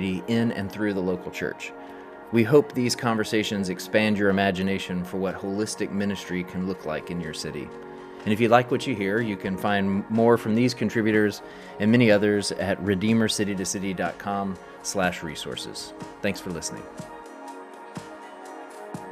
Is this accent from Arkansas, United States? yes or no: yes; Arkansas, United States; my home state of Arkansas